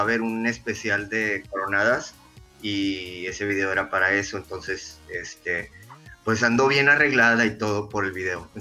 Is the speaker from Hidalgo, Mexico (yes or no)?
no; Reynosa, Tamaulipas, Mexico; now in Monterrey, Mexico; Yo soy de Reynosa, Tamaulipas. Me vine a vivir aquí a Monterrey, ya tengo más de 20 años viviendo aquí en Monterrey.